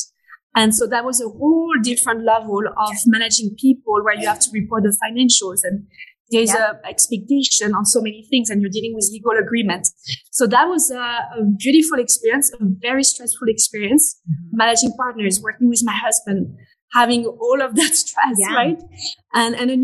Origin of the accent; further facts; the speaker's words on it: Paris, Île-de-France, France; accent: French; English is a second language; moved away; I'm French. I was born and raised in France. This is why you can hear the French accent